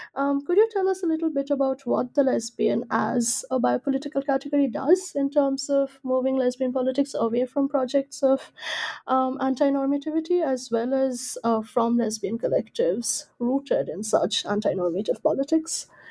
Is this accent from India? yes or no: yes; India; I'm from India